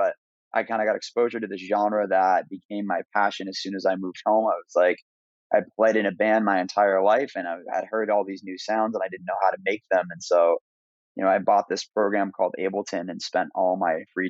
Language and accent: English; Maine, United States; I grew up in Maine. Maine's a beautiful place, and I'm thankful to be from there.